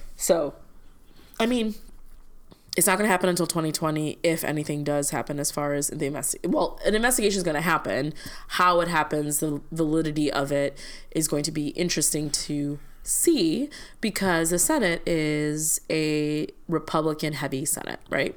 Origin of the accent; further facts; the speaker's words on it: Chicago, Illinois, United States; moved away; As a Chicagoan